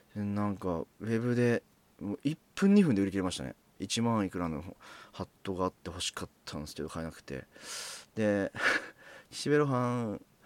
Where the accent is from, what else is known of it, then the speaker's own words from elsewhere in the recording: near the Saitama border, Tokyo, Japan; 僕は東京都なんですけれども本当埼玉県と東京都の境ぐらいに住んでいてで西武池袋線という沿線で、えー、ずっとこう、まあ、生まれてからこの方ずっとそこでその地で暮らしている